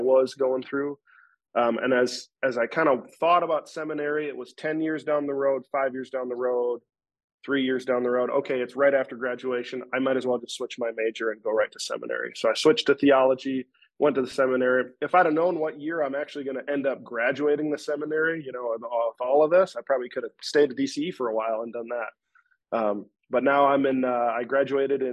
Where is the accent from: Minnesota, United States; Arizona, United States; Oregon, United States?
Minnesota, United States; Rochester; So I'm from Rochester, Minnesota. I was born and raised there